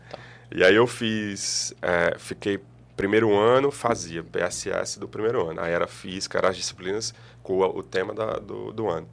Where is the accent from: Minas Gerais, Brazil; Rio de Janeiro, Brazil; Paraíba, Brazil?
Paraíba, Brazil; Campina Grande; moved away as an adult; now in João Pessoa, Brazil; eu sou de Campina Grande